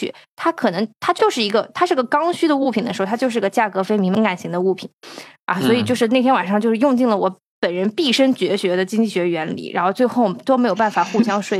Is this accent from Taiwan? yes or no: no; China; 就是因为我们是从中国来的